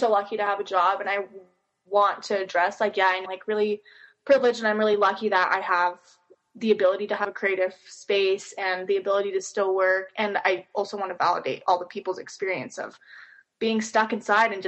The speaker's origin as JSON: {"language": "English", "town": "Henderson", "region": "Nevada", "country": "United States", "moved": "as an adult", "lives_now": "Utah, United States", "said": "I'm originally from Henderson, Nevada, and then moved here for college"}